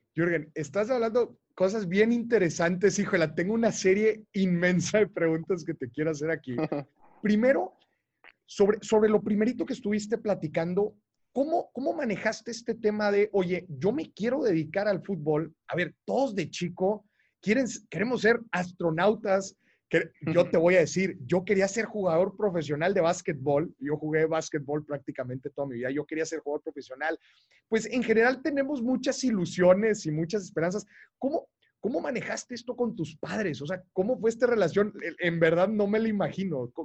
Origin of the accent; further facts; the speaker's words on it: Monterrey, Nuevo León, Mexico; yo soy de Monterrey